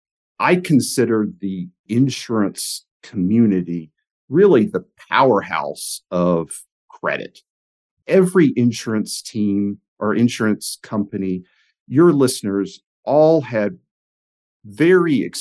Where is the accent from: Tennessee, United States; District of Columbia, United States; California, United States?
Tennessee, United States; Knoxville; I grew up in Knoxville, Tennessee